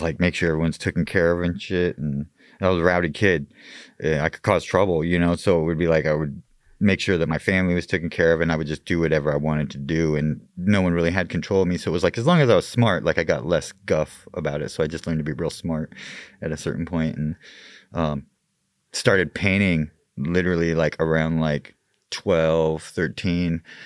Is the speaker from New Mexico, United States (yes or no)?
no; Mesa, Arizona, United States; I was born and raised in Mesa.